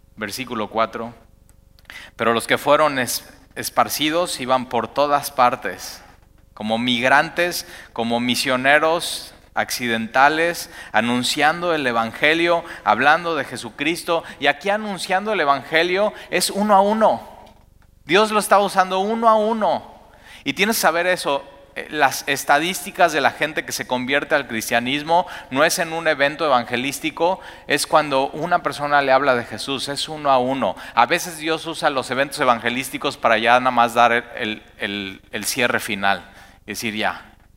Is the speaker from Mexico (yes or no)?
yes; Mexico; como somos los mexicanos